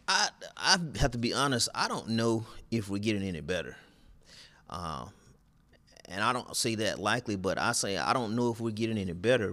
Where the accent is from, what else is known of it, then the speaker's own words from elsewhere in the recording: near Twin City, southeast Georgia, United States; I'm from the backwoods of Georgia, southeast Georgia.